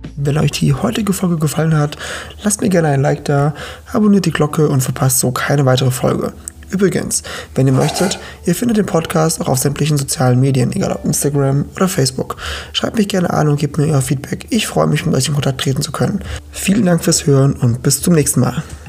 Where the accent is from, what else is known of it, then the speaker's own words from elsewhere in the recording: Portugal; now in Germany; ich komme aus Portugal, weil ich einfach meine ganze Kindheit und Jugend da verbracht habe